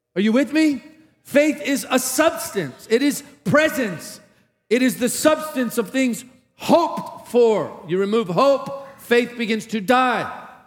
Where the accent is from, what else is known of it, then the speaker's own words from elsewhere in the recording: Tarpon Springs, Florida, United States; moved away; Chris and I grew up in the same hometown, a little Greek town named Tarpon Springs